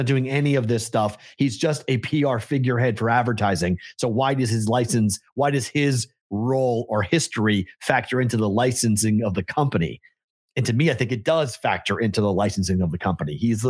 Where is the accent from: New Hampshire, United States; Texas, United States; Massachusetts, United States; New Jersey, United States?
Massachusetts, United States; I grew up on the North Shore of Boston.